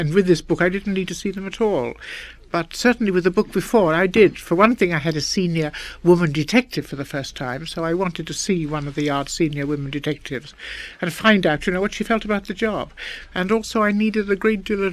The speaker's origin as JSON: {"language": "English", "region": "England", "country": "United Kingdom", "said": "we're both English"}